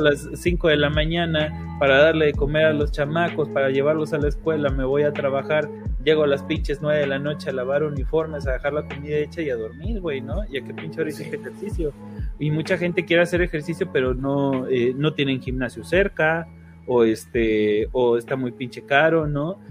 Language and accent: Spanish; Mexico; como mexicanos